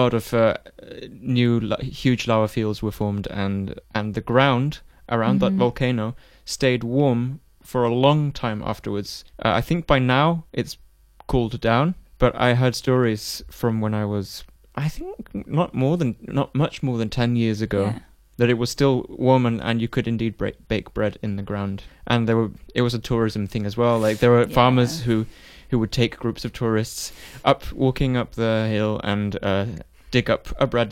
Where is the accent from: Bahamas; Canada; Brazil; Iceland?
Iceland; Mosfellsbær, Capital Region; now in Denmark; I'm from close to Reykjavik, a little town called Mosfellsbær. Mm-hmm. At the time when I grew up there, it had 7,000 people.